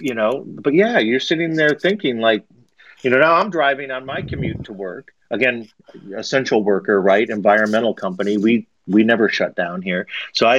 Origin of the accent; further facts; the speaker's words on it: Toledo, Ohio, United States; moved away; also born or lived in Florida; I grew up on the Great Lakes and mainly Lake Erie and up there in Northwest Ohio